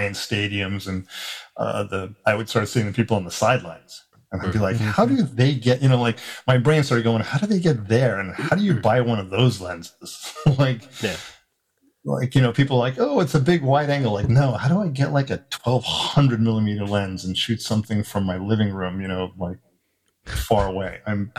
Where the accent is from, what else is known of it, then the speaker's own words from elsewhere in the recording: South Africa; now in United States; I grew up in South Africa, and when before we moved to America